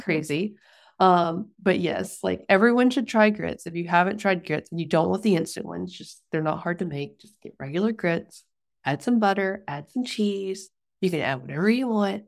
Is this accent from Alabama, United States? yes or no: yes; Mobile County, Alabama, United States; moved away; we're from Mobile County and, like, on the Gulf. But I grew up a little further north than his family